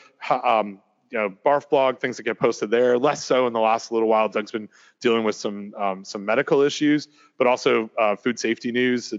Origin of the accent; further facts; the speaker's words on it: Canada; also born or lived in New Jersey; now in North Carolina, United States; I'm from Canada